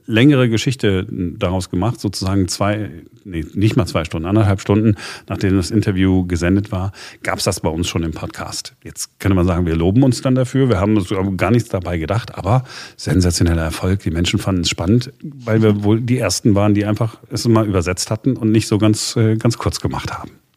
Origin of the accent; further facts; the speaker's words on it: Duisburg, North Rhine-Westphalia, Germany; bei uns in Duisburg